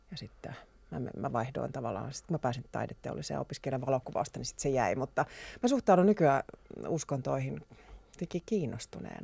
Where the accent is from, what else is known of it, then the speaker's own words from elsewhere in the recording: Kajaani, Kainuu, Finland; moved away; mä oon syntynyt Kajaanissa. Mä oon asunut siellä Kajaanissa Kainuun korvessa niin kuin lapsuuteni